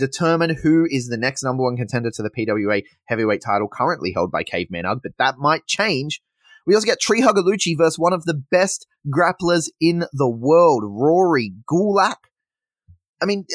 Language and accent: English; Sydney, New South Wales, Australia; now in Adelaide, Australia; I come from Sydney originally